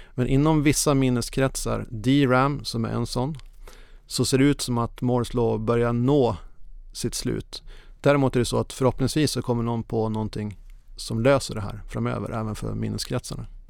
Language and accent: Swedish; Norrland, Sweden; now in Copenhagen, Denmark; jag är precis som du norrlänning i grunden